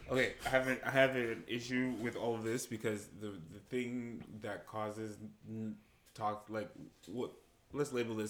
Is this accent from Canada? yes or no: no; Nigeria; moved away; when I was growing up in Nigeria, and I was like 13